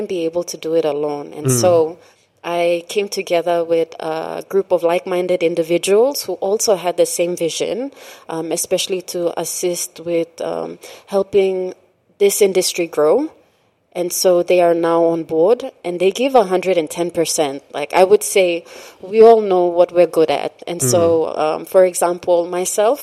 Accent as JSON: {"language": "English", "region": "Morobe", "country": "Papua New Guinea", "tie": "born or raised there", "also_born_or_lived": "East Sepik", "said": "we were raised in Pololo, Gurako"}